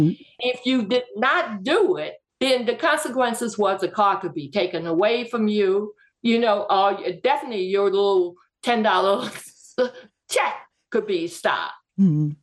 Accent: Greenwood, Mississippi, United States; Well, first, I was born and raised in Greenwood, Mississippi. In 1962, SNCC moved into the Delta area.

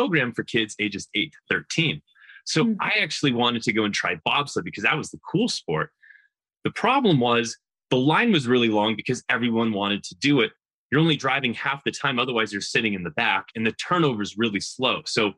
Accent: Northern New York, United States; I grew up in Northern New York

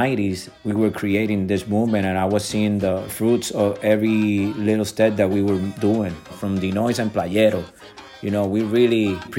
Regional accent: Puerto Rico; the real environment that I grew up in Puerto Rico

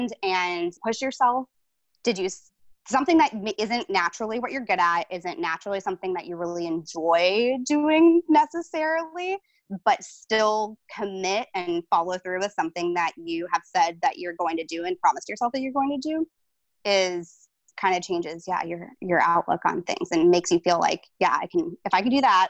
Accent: Tallahassee, Florida, United States; also born or lived in Tampa, Florida; I was technically born in Tampa, Florida, but I only lived there until I was 8. And since then, I had lived in Tallahassee, Florida, where I live now

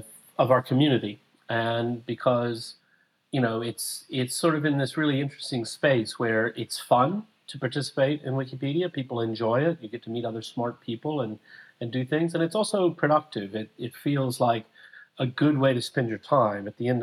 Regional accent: Huntsville, Alabama, United States; But there was a whole section of songs about Huntsville, Alabama. And I thought, oh, that's interesting. That's my hometown.

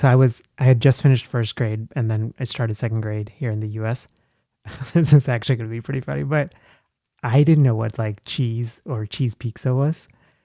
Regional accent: Kerala, India; So I'm from India. {S1} Okay. {S0} Southwest from Kerala.

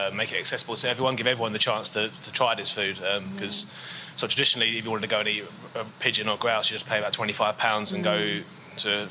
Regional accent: London, United Kingdom; moved away as an adult; also born or lived in Brighton; I grew up in South East London

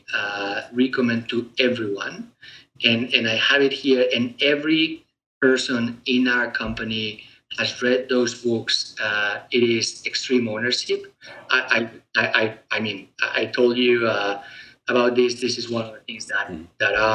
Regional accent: Spain; moved away; me being originally born in Europe, I was born in Spain.

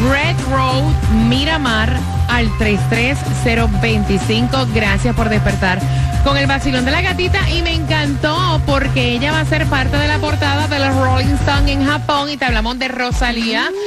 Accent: Dominican Republic; Soy dominicana de pura cepa y escucho el show de la gatita cada mañana

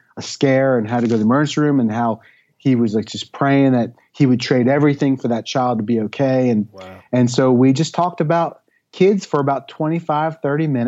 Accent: Pleasantville, New Jersey, United States; moved away; I grew up in South Jersey

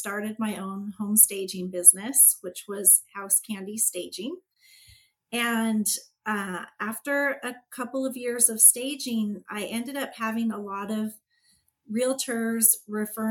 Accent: California, United States; also born or lived in Pennsylvania / San Jose / Walnut Creek / Chico; I'm from California.

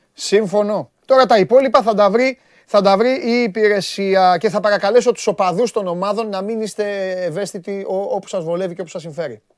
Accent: Greece; ως Έλληνας

